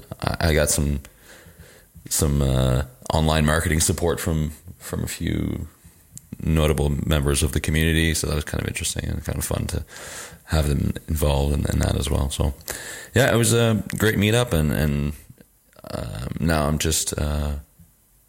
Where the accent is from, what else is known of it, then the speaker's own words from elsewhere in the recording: Canada; now in Lille, France; I'm a Canadian user experience designer and developer and based in Lille, France